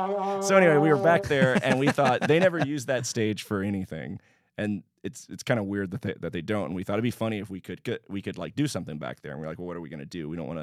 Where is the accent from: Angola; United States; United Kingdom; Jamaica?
United States; Houston, Texas; Yes, I sure did. Yeah, I grew up in Houston.